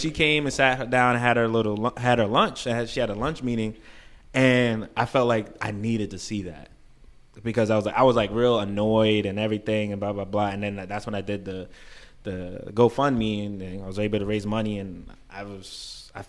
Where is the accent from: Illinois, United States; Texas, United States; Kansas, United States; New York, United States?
New York, United States; New York City; moved away as an adult; now in California, United States; I'm from Brooklyn. I host events back home. Moved to California